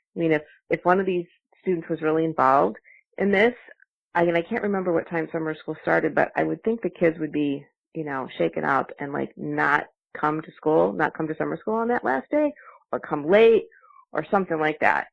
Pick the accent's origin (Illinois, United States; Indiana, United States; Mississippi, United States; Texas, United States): Indiana, United States; Michigan City; I grew up in Michigan City, Indiana, close to you.